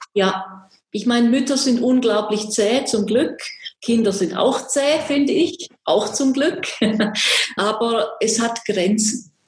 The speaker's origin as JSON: {"language": "German", "region": "Graubünden", "country": "Switzerland", "tie": "born or raised there", "also_born_or_lived": "Swabia / Basel / Tübingen", "accent": "Swiss", "moved": "as an adult", "lives_now": "Böblingen, Germany", "said": "Wie Sie an meiner Sprache hören, bin ich Schweizerin. Ich komme aus Graubünden in der Schweiz."}